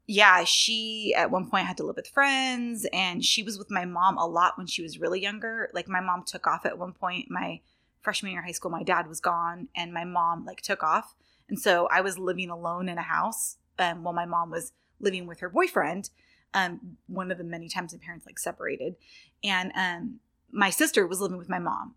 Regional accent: right outside Sacramento, Northern California, United States; moved away as an adult; I was born in, um, Northern California

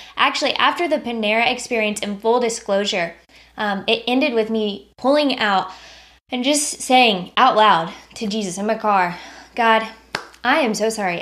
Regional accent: United States; as an American

